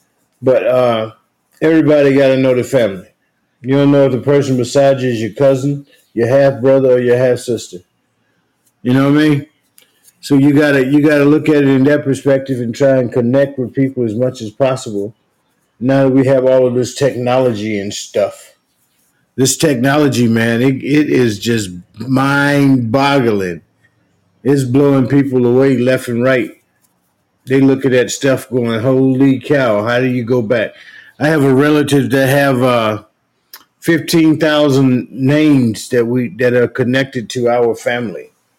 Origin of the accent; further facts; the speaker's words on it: Morton, Mississippi, United States; I'm from Morton, Mississippi.